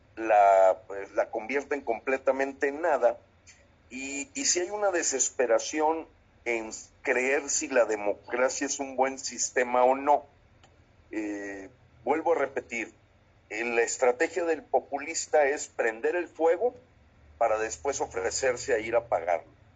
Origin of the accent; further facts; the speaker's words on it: Mexico; como mexicanos